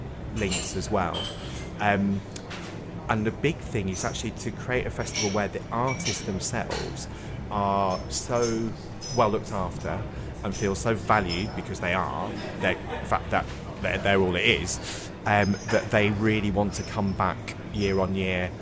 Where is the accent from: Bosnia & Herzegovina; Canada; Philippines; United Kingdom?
United Kingdom; Wolverhampton, West Midlands; I grew up in the West Midlands, and the bit I was on the border between the West Midlands and Staffordshire